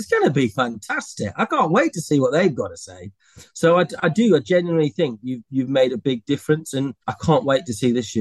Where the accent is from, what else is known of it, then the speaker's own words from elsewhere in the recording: United Kingdom; we're very British